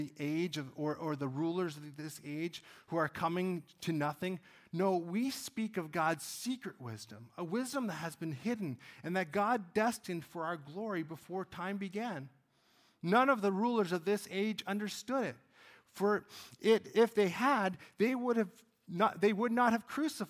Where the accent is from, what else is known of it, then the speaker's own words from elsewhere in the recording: Cold Lake, Alberta, Canada; I grew up in Cold Lake, Alberta